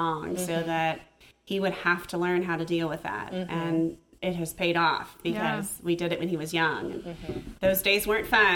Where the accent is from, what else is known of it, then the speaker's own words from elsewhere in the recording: San Francisco, California, United States; I grew up in San Francisco